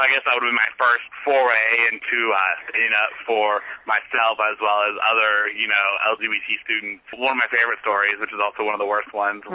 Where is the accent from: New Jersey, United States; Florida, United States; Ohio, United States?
Ohio, United States; southern; my hometown in southern Ohio where I grew up